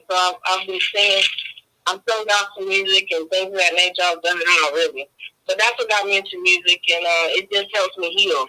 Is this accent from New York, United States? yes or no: no; Atlantic City, New Jersey, United States; moved away as an adult; also born or lived in Jamaica (part ancestry); now in Houston, United States; I'm actually from Atlanta, New Jersey, and I'm located in Houston, Texas, since 2011.